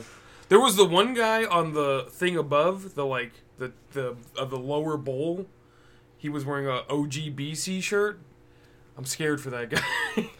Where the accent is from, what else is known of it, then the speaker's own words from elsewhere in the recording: Southern California, United States; now in Sacramento area, United States; I was born in Southern California.